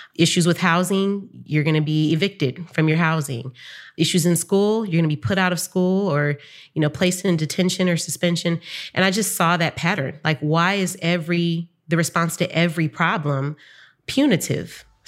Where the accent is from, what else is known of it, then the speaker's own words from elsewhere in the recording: San Francisco, California, United States; I grew up in Bayview Hunters Point in San Francisco